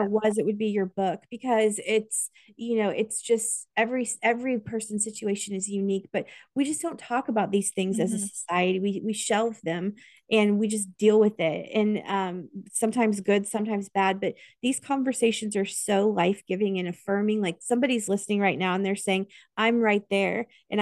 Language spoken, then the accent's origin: English; Kansas, United States; I am from Kansas.